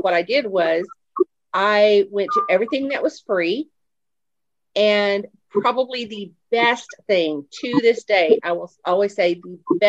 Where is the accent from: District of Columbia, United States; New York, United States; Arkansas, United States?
Arkansas, United States; Fayetteville; I'm from Fayetteville, Arkansas.